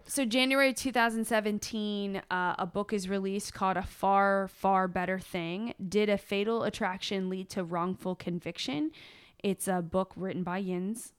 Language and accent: English; Virginia, United States; we're from Virginia